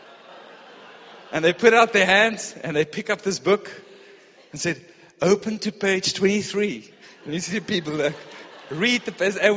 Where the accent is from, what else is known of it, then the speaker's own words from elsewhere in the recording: Pretoria, Gauteng, South Africa; I grew up in Pretoria.